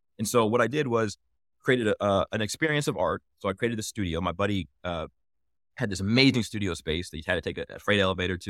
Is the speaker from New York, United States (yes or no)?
no; Indianapolis, Indiana, United States; Yeah. So I'm from Indianapolis, hometown, like something near and dear to my heart.